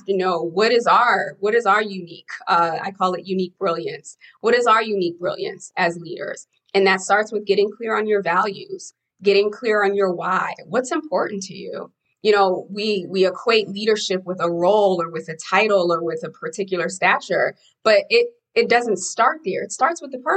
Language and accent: English; Haiti; moved away; I'm an immigrant from Haiti